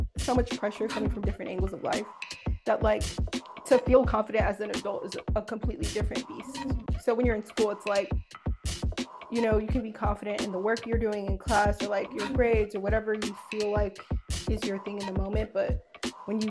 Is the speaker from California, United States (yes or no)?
yes; Los Angeles, California, United States; also born or lived in San Diego; I grew up in South Central Los Angeles, California, and it shaped everything about me